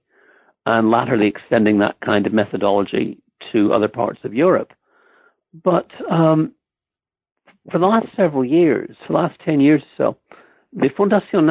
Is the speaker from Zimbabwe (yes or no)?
no; Ireland; moved away as an adult; also born or lived in Stamford, Connecticut, United States; now in Oxford, United Kingdom; I grew up mostly in Ireland